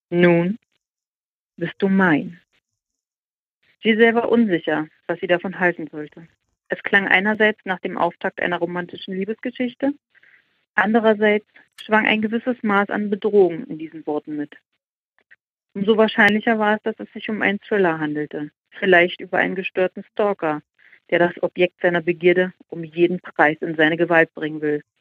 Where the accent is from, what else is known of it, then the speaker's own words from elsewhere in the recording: Germany; Nach Deutschland, ich, äh, weil es meine, äh, ja, mein Heimatland ist.